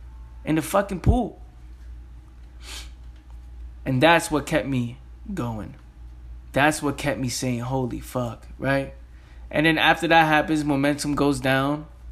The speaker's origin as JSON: {"language": "English", "region": "New York", "country": "United States", "said": "I'm from the Bronx. Who gives a, you know, I curse a lot. Who's going to listen to me?"}